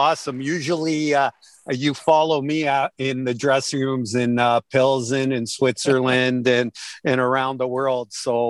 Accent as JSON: {"language": "English", "town": "Toronto", "region": "Ontario", "country": "Canada", "tie": "born or raised there", "said": "I grew up in the northern border of Toronto at that time, Terry. On the other side of the border was farmland."}